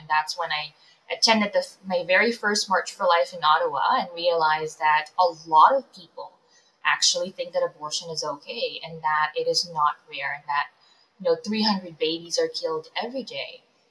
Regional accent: Philippines; moved away; Yeah, I'm an immigrant. My family and I moved here from the Philippines about 12 years ago, so in 2009.

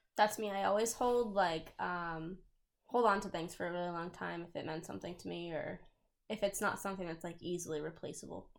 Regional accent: southern New Hampshire, United States; I live in southern New Hampshire

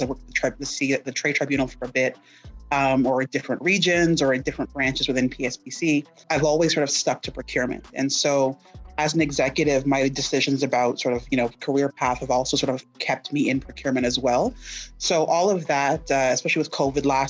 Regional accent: Mississauga, Ontario, Canada; now in Ottawa, Canada; I'm originally from Mississauga

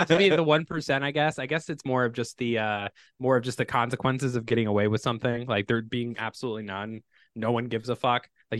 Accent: Illinois, United States; I'm originally from Illinois.

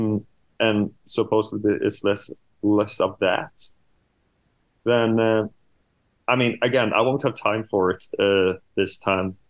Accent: Sweden; I'm from Sweden

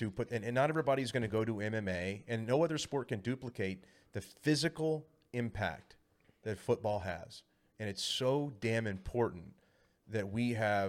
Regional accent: Corpus Christi, Texas, United States; I grew up in Corpus Christi, Texas

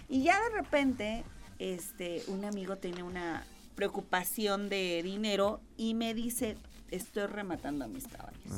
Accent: Querétaro, Mexico; Soy queretana

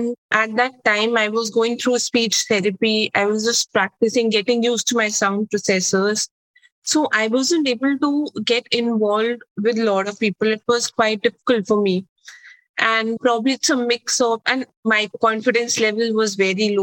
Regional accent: Delhi, India; I was born and brought up in Delhi, which is in India.

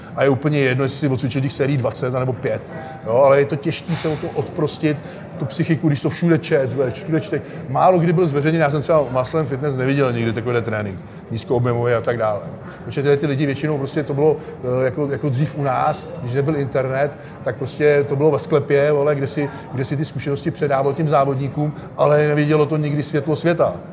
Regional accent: Czechia; u nás v Čechách

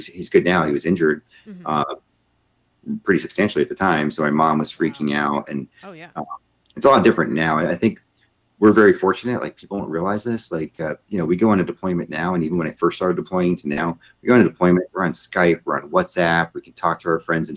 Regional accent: Tampa, Florida, United States; born or raised there; also born or lived in New Jersey

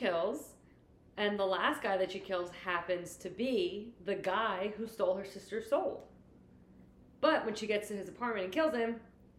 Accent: New Jersey, United States; We're from New Jersey.

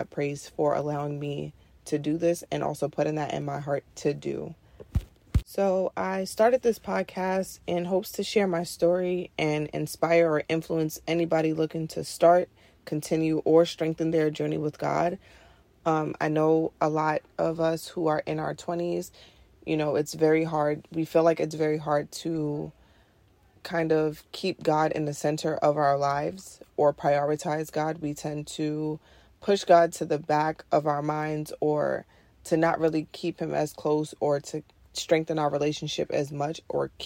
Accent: New York City, New York, United States; I'm from Queens, New York City. I'm born and raised here.

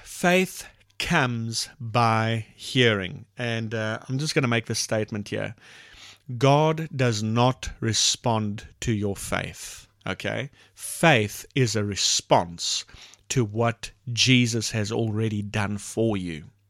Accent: South Africa; first language English; We have multiple languages in South Africa. The main language is English, second is Afrikaans, and so forth. She's Afrikaans, I'm English

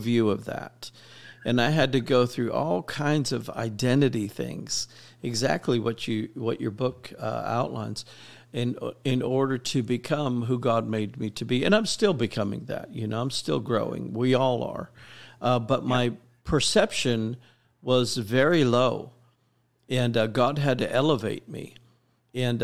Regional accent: Miami, Florida, United States; I was raised in Miami, Florida in the 80s

